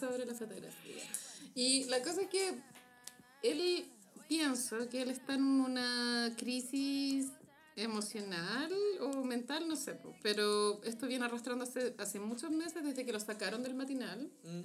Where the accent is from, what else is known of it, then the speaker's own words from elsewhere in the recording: Chile; como chileno